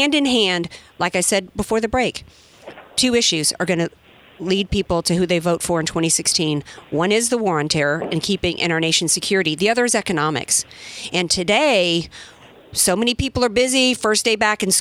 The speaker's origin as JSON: {"language": "English", "town": "New Orleans", "region": "Louisiana", "country": "United States", "tie": "born or raised there", "moved": "yes", "said": "from New Orleans, Louisiana, my hometown."}